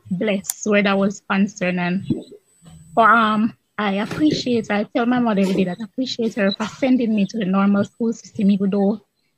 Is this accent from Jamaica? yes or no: yes; Kingston, Jamaica; I was born in Kingston